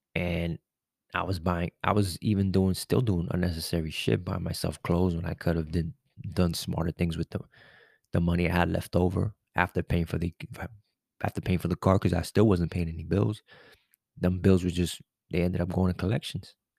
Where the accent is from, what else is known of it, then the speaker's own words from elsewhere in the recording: New York City, New York, United States; I'm a New Yorker. I'm from the city